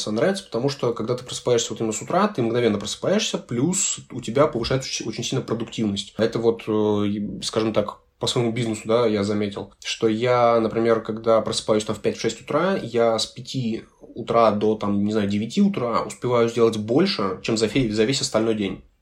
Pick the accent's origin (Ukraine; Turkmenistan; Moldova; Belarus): Moldova; Chișinău; born there; moved away; also born or lived in Russia / Germany; А, я вообще родился в, в Кишиневе, э, в Молдове. Потом мы переехали в Россию, потом какое-то время я жил в Германии.